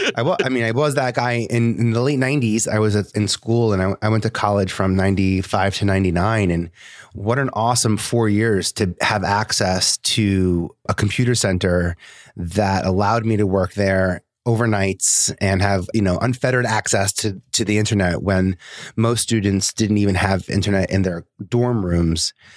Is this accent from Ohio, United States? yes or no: no; New York City, New York, United States; I was born and raised in Staten Island